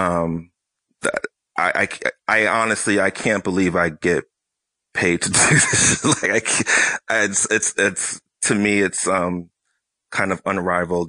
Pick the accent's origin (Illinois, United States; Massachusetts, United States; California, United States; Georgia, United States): Massachusetts, United States; Boston; I'm from Boston